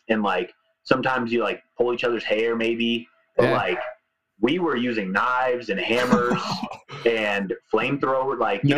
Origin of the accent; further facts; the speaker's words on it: California, United States; I grew up in California